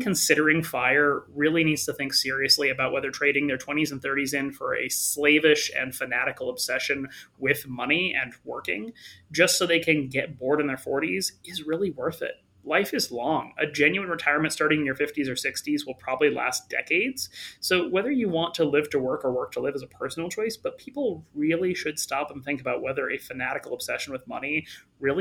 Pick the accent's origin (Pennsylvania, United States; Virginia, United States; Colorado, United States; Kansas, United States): Colorado, United States; Longmont; I'm from Longmont